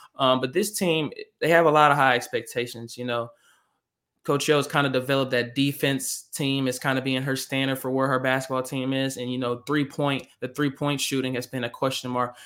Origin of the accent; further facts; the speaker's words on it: Arkansas, United States; I'm from Arkansas